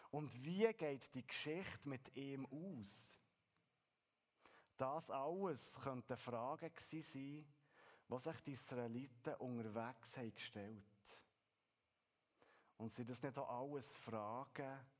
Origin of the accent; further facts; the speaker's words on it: Switzerland; wenn wir als Schweizer von einem Berg reden oder lesen